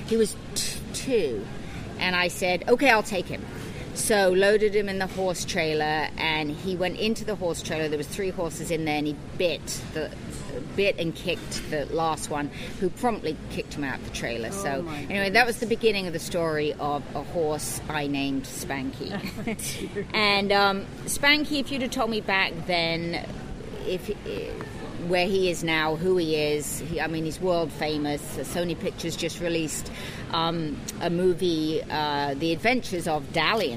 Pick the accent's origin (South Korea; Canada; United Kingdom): United Kingdom; moved away as an adult; now in Pacific Northwest, United States; I was born and raised in the UK, American father, English mother